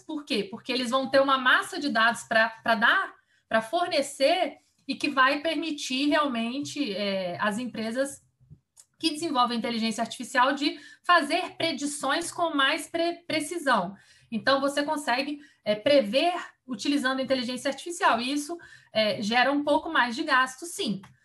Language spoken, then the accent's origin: Portuguese; Vitória, Espírito Santo, Brazil; moved away as an adult; now in Brasília, Brazil; eu sou capixaba e saí de Vitória